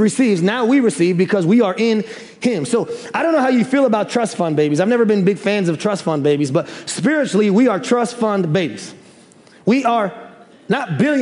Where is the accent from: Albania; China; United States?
United States; Bartlett, Illinois; also born or lived in Chicago, Illinois; I was born in Chicago, and then we moved out to the suburbs when I was around third grade. And there's a Bartlett, Tennessee, and we actually moved out to Bartlett, Illinois